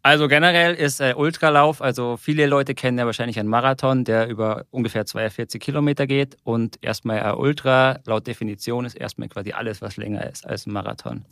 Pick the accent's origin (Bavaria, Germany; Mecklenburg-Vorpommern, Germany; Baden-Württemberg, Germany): Bavaria, Germany; Munich; ich komme eigentlich aus München, zumindest Nähe der Berge